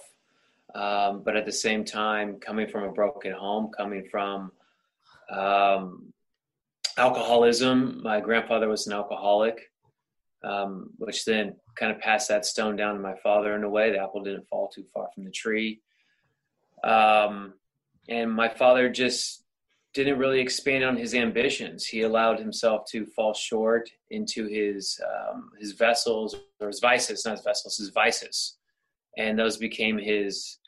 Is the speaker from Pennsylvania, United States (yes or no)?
no; Sacramento, California, United States; moved away as an adult; now in Los Angeles, United States; Born and raised in Sacramento, came out here in 2000 in, when did I come out here? 2012, 2013